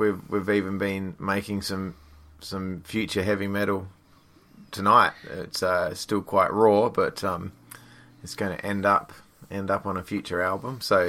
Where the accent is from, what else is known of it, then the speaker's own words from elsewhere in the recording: Perth, Western Australia, Australia; also born or lived in Fremantle; I grew up in Western Australia, in Perth. I'm a Perth boy through and through. I was born in the sort of Fremantle area and grew up around there.